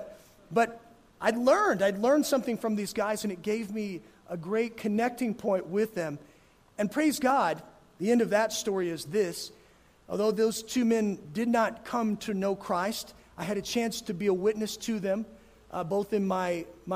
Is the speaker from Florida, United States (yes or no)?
no; Gunnison, Colorado, United States; moved away; I grew up in Gunnison, where splitting wood was certainly part of life there